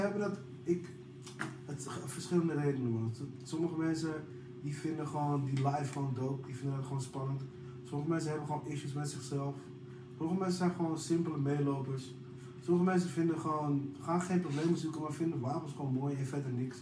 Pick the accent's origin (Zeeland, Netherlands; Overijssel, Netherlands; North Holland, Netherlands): North Holland, Netherlands; Amsterdam; ik kom uit Amsterdam